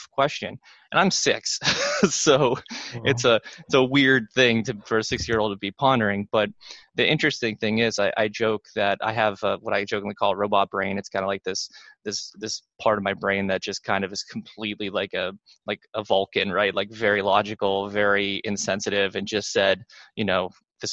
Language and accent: English; Pittsburgh, Pennsylvania, United States; I grew up in Pittsburgh